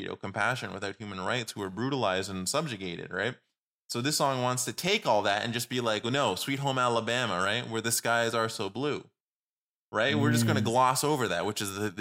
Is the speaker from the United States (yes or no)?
no; Canada; we're from Canada